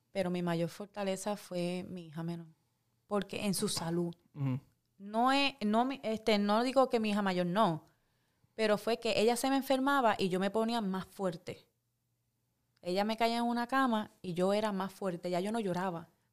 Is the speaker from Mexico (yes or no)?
no; Puerto Rico; moved away as an adult; Me fui de Puerto Rico por el miedo de la salud de mi hija. Ahí fue que tomé la decisión hace 15 años de salir de Puerto Rico